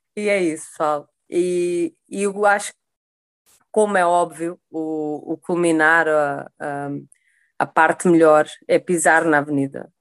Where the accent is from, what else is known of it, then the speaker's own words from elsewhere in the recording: Sesimbra, Setúbal, Portugal; now in Rio de Janeiro, Brazil; eu sou de Sesimbra, Portugal, moro no Rio de Janeiro